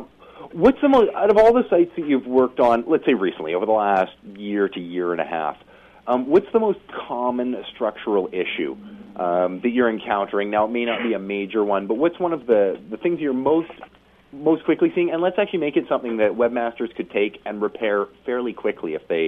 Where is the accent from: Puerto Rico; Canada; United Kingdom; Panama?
Canada; being Canadian